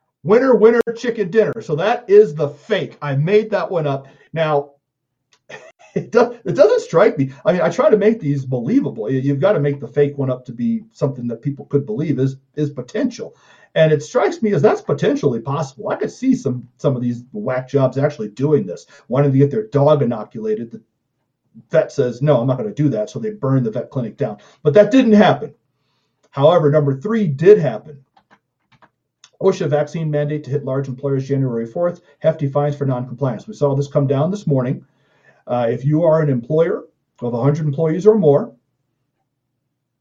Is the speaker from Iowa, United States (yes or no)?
no; Chicago, Illinois, United States; I'm from Chicago.